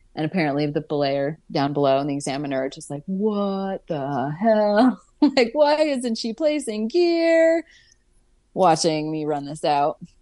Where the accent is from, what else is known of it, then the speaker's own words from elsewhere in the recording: Pittsburgh, Pennsylvania, United States; moved away as an adult; now in Vermont, United States; I'm from Pittsburgh originally, but chose to come to Vermont